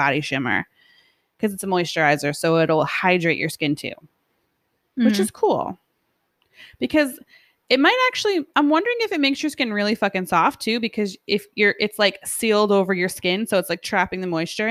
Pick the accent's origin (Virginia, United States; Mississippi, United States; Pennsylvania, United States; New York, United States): New York, United States; We're from New York.